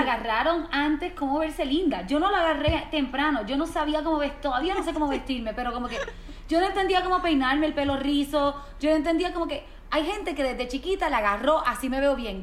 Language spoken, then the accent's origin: Spanish; Mayagüez, Puerto Rico; Mis primos viven en San Juan, que es como a dos horas y media, tres horas de Mayagüez, que es de donde soy yo